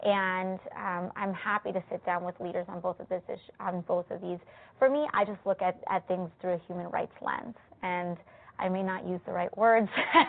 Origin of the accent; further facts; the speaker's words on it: New York City, New York, United States; I come from the South Bronx. I come from a Puerto Rican background